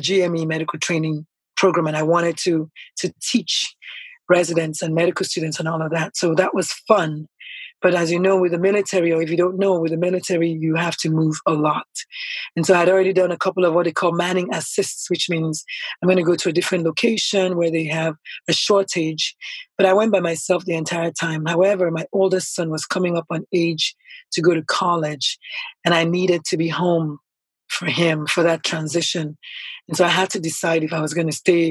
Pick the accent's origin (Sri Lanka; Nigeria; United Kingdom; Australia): Nigeria; moved away as an adult; also born or lived in San Antonio, Texas; now in United States; So I was born in Nigeria. I'm Nigerian by birth, naturalized American. And my first, 20-something years of life were in Nigeria. I think 25 years